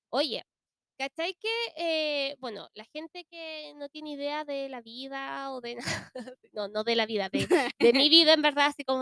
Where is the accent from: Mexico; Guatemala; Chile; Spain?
Chile